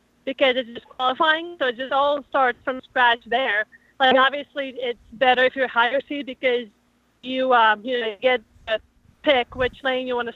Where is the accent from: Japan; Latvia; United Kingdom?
Latvia; now in United States; I'm from Latvia